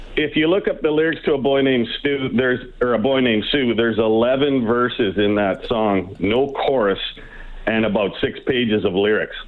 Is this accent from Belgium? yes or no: no; Drayton Valley, Alberta, Canada; now in Nelson, Canada; I was raised in Drayton Valley, Alberta. Uh, grew up in the '70s and the '80s